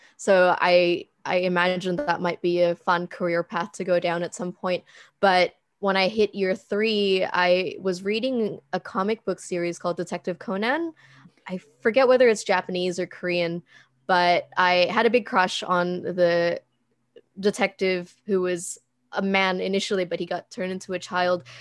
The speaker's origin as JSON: {"language": "English", "country": "Indonesia", "also_born_or_lived": "Philippines", "moved": "yes", "said": "I moved back to Indonesia from the Philippines. It's pretty corny, but I did the whole, like, eat, pray, love thing in my own country."}